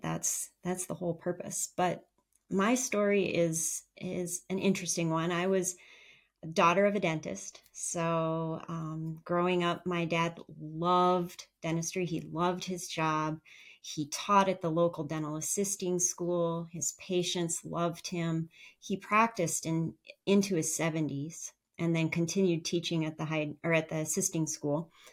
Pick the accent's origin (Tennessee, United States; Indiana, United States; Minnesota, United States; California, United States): Minnesota, United States; northern; eventually we settled in my hometown in northern Minnesota